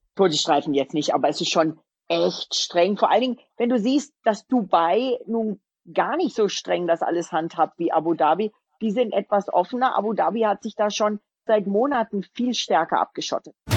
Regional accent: a stone's throw from Abt, Bavaria, Germany; die sind ja von meinem Heimatort mhm. quasi einen Steinwurf entfernt

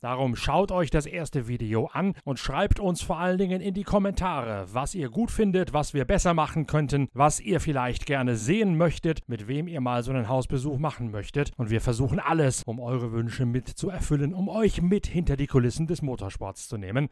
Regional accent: Lower Saxony, Germany; Bei uns in Niedersachsen

